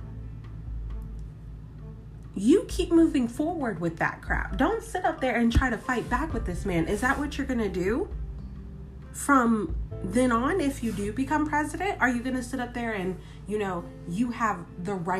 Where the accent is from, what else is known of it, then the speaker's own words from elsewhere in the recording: United States; me as an American citizen, me as a voter